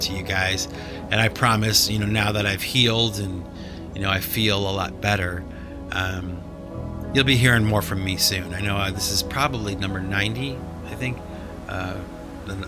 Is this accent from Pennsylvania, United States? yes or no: no; Cleveland, Ohio, United States; my hometown, the Cleveland Browns